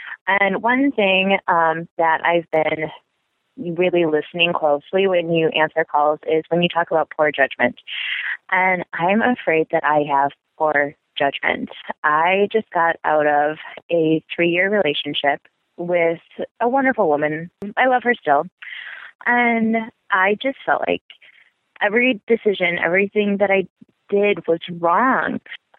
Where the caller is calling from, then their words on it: Midwest, United States; Hey, Dan, I am a lesbian from the Midwest, and I listen to your show every week.